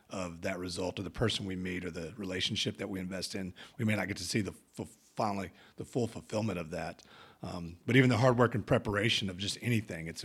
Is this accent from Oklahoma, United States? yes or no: yes; Oklahoma, United States; So growing up in Oklahoma, you know, that's not.